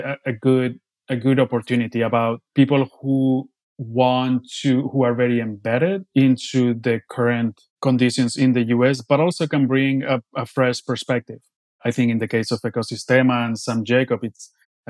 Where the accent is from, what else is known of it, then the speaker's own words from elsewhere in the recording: Bilbao, Basque Country, Spain; moved away; I grew up in Bilbao